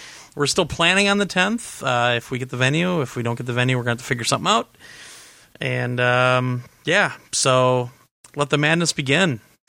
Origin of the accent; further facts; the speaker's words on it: Overland Park, Kansas, United States; now in Indianapolis, United States; By the way, I grew up in Overland Park, Kansas. Oh, I think Glenn might know where I'm talking about. But I live just south of Indianapolis now.